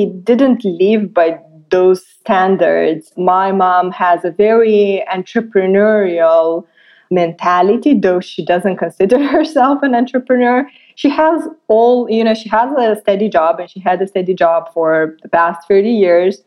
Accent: Moldova; I was born and raised in Republic of Moldova

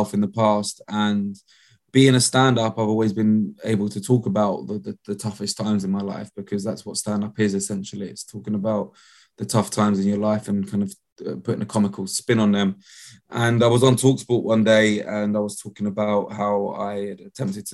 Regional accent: London, United Kingdom; I grew up in Walthamstow

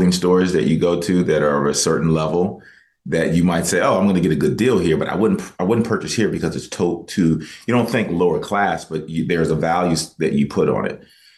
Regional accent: United States; are you from the States

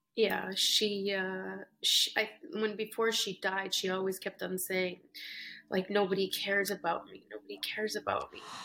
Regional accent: Canada; now in New York, United States; I'm originally from Canada, but I live in New York

